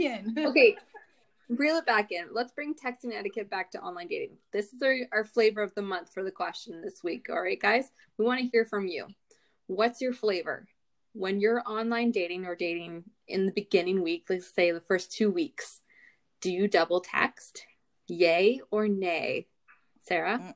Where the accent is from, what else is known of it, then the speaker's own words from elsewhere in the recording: Barrie, Ontario, Canada; my hometown of Barrie